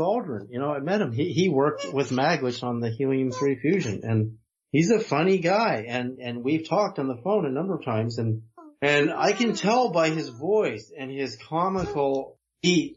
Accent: the Bay Area, California, United States; also born or lived in Edmonton, Alberta, Canada; I was a kid. I grew up in the Bay Area in the 60s

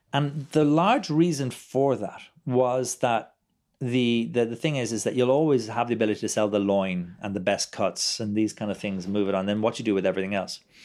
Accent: Ireland; I'm a proud Irishman

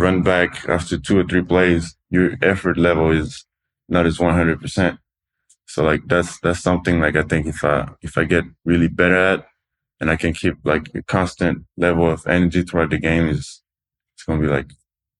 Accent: Toulouse, Occitania, France; English is a second language; Toulouse. It's like the South France.

